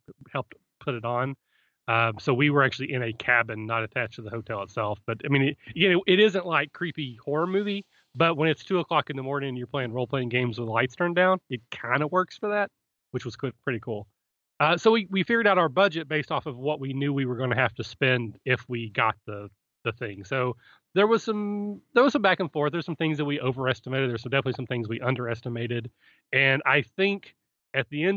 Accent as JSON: {"language": "English", "region": "Kentucky", "country": "United States", "also_born_or_lived": "Cleveland, Ohio", "moved": "yes", "lives_now": "Cincinnati, United States", "said": "I'm from Kentucky originally"}